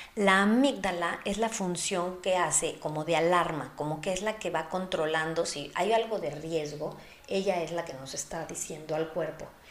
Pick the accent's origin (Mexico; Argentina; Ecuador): Mexico; soy mexicana